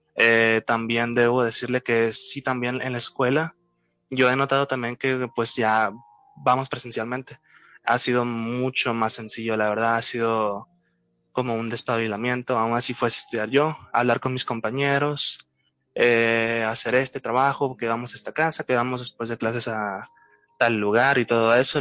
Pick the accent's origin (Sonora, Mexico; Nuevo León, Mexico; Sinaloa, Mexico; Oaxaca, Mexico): Sinaloa, Mexico; Culiacán; soy originario de México, de Culiacán, Sinaloa